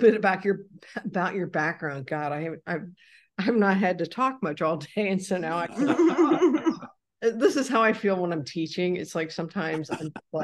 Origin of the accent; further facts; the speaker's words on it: Ohio, United States; now in San Antonio, United States; I'm from Ohio